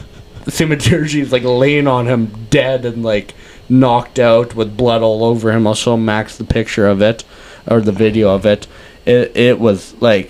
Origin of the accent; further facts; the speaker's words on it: Canada; as a Canadian fan